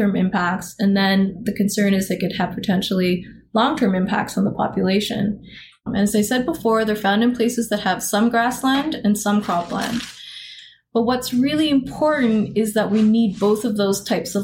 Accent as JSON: {"language": "English", "region": "Alberta", "country": "Canada", "tie": "born or raised there", "said": "I grew up in Alberta, so I played in the mountains"}